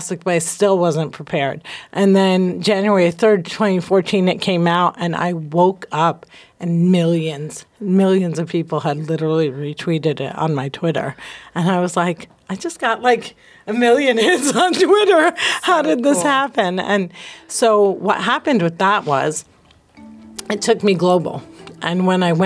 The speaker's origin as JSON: {"language": "English", "region": "New Jersey", "country": "United States", "tie": "born or raised there", "said": "I'm from Jersey."}